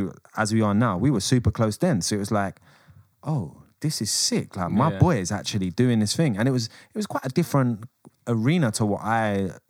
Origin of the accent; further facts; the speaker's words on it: England, United Kingdom; I'm English.